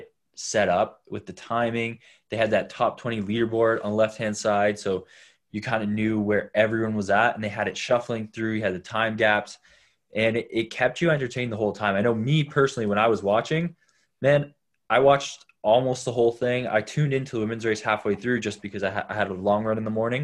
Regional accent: Canada; being a Canadian

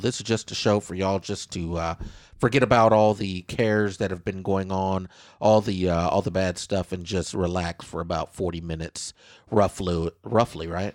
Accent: Kansas, United States; moved away as an adult; now in Southeast Texas, United States; my home state, Kansas

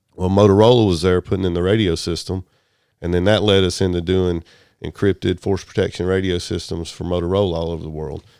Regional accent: Chattooga County, Georgia, United States; born or raised there; also born or lived in Germany

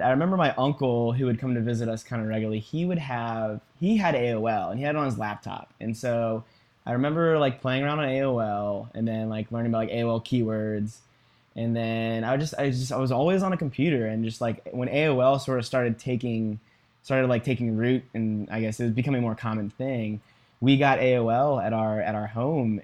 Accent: Virginia, United States; I was born and raised in Virginia

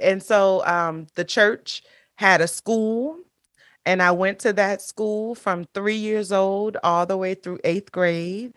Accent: New Orleans, Louisiana, United States; moved away as an adult; also born or lived in Marrero, Louisiana; now in South Florida, United States; Louisiana is the state, New Orleans is the city, um, and so I'm, I'm from New Orleans, born and raised

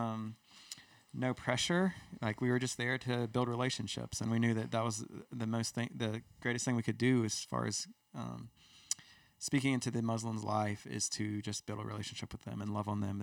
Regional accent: United States; we're from America

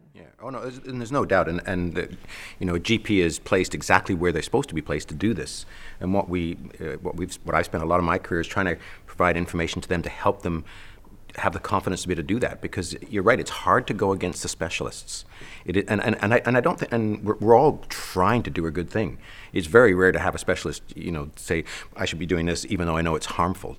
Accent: Canada; I'm a Canadian

